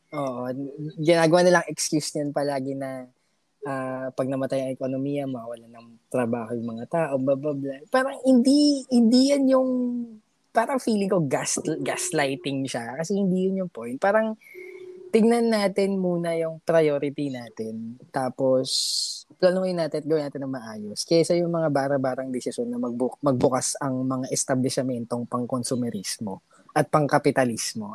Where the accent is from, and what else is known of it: Philippines